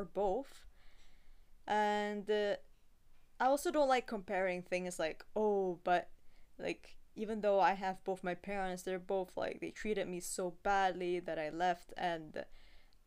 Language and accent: English; Singapore; I'm born and raised in Singapore, so I only go back to Russia once a year